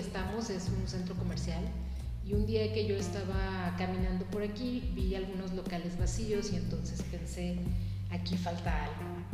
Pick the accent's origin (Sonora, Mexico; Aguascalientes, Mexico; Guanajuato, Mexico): Aguascalientes, Mexico; Pabellón de Arteaga; yo soy de aquí, yo soy originaria de Pabellón de Arteaga